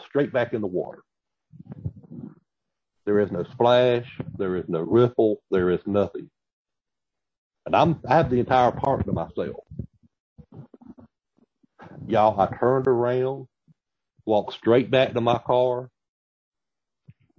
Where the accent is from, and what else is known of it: the South, United States; accent: Southern